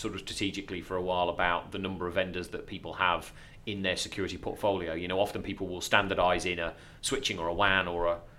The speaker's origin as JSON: {"language": "English", "area": "Lincolnshire", "region": "East Midlands", "country": "United Kingdom", "accent": "Lincolnshire", "said": "my dodgy Lincolnshire accent."}